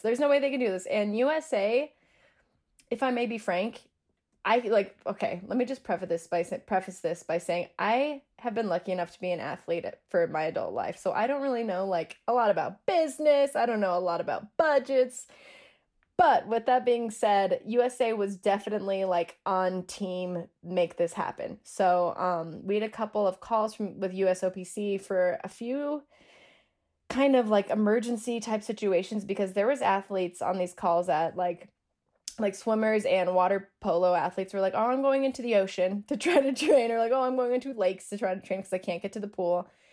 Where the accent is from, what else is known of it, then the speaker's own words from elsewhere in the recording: Denver, Colorado, United States; I'm from Denver